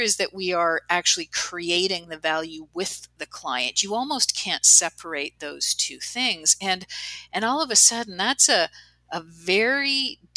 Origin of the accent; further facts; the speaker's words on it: Canada; I'm Canadian